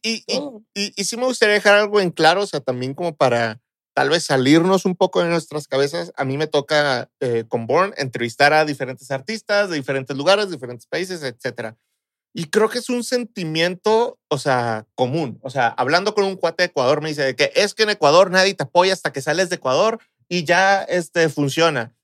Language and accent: Spanish; Mexico; como mexicanos